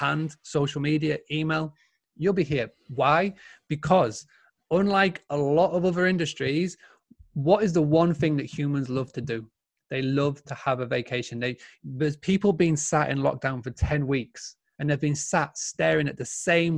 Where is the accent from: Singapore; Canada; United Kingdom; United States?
United Kingdom; Yorkshire and the Humber; I'm a true Yorkshireman